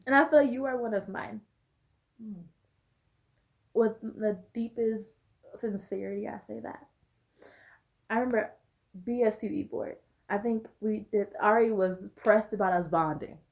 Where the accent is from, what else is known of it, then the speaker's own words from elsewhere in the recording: Los Angeles, California, United States; moved away; Me leaving where I was raised, I'm from Watts.